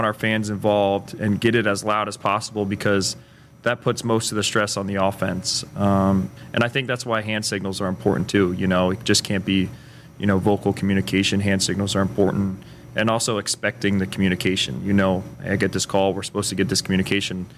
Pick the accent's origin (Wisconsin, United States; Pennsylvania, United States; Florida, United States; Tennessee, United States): Pennsylvania, United States; Allentown; moved away as an adult; now in Lincoln, United States; I'm from Pennsylvania, Allentown, Pennsylvania, about an hour north of Philadelphia